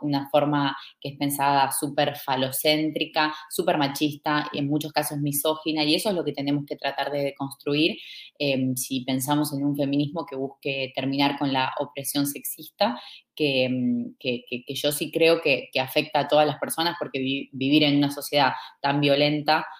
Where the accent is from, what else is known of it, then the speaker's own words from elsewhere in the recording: Argentina; soy de Argentina